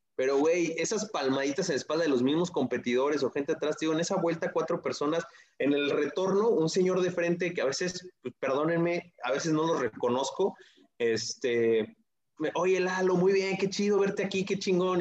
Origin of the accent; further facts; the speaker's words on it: Toluca, State of Mexico, Mexico; yo soy de Toluca